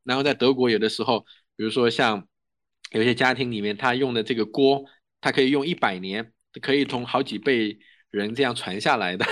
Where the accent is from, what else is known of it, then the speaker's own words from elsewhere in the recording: Yangtze River Delta, China; moved away; also born or lived in Germany; 虽然它是河网密布，我家乡我很清楚，我家附近的那些河流就是因为那些服装厂，以前我们小时候在里面淘米、洗菜、游泳